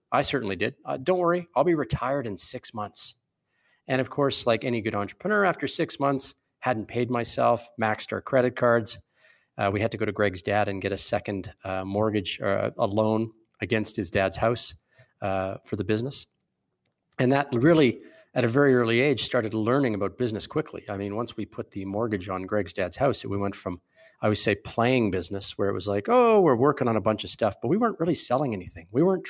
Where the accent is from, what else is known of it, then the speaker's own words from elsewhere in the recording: Calgary, Alberta, Canada; My background's pretty entrepreneurial. I'm from Calgary.